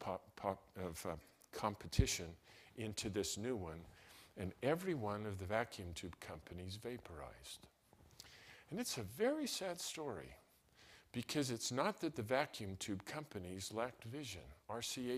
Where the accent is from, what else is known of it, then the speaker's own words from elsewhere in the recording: Salt Lake City, Utah, United States; My brother and I was raised in Salt Lake City.